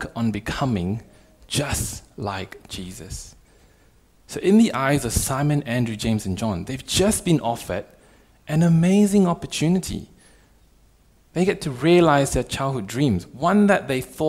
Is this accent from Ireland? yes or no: no; Malaysia; moved away as an adult; also born or lived in Perth, Australia; now in Australia; I come from Malaysia, so I'm from a non-Christian family